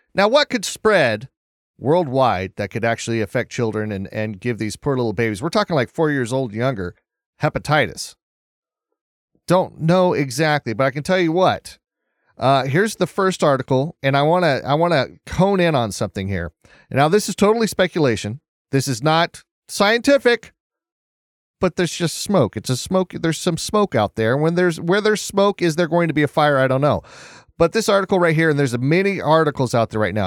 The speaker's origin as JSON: {"language": "English", "country": "United States"}